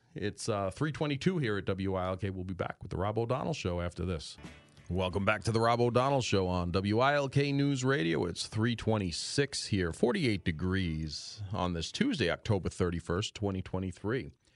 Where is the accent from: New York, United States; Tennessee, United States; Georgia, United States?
New York, United States; New York City; moved away as an adult; also born or lived in Suffolk County, New York / Nassau County, New York; now in Pennsylvania, United States; I grew up in Queens